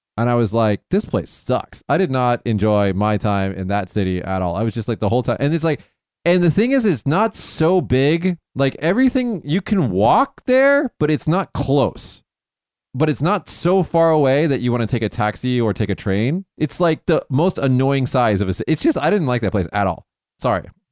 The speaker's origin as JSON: {"language": "English", "town": "Las Vegas", "region": "Nevada", "country": "United States", "said": "where I'm from Vegas"}